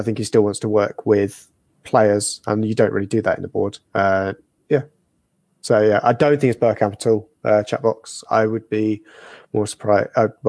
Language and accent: English; West Country, South West England, United Kingdom; I'm from the West Country.